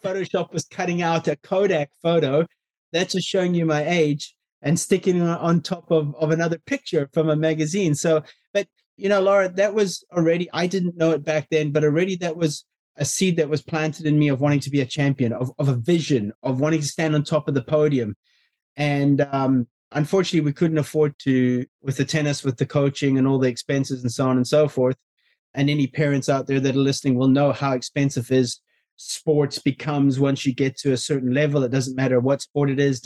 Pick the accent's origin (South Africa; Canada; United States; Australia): South Africa; I was brought up in South Africa